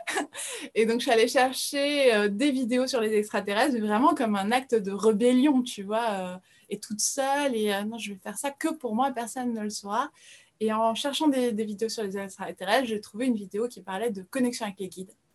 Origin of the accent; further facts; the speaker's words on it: France; also born or lived in Brazil; je suis brésilienne, mais j'ai grandi en France, c'est pour ça que je suis francophone